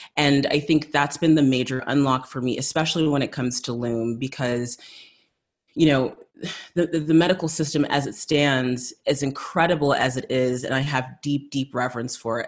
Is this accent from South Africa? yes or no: yes; South Africa; moved away; growing up in South Africa, kind of leaving there shortly after apartheid